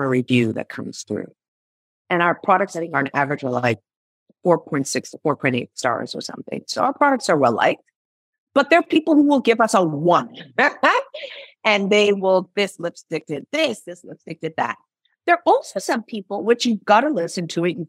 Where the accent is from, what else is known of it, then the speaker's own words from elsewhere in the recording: Nigeria; moved away; I'm originally from Nigeria.